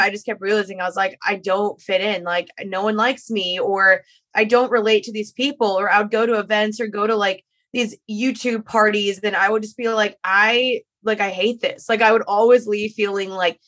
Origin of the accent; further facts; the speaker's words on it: Dallas, Texas, United States; moved away as an adult; also born or lived in Los Angeles; I'm returning to my hometown